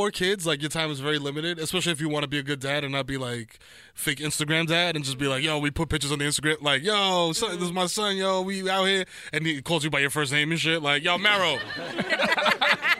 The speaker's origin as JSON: {"language": "English", "town": "New York City", "region": "New York", "country": "United States", "said": "I'm from the Bronx, baby. I'm from East Tremont"}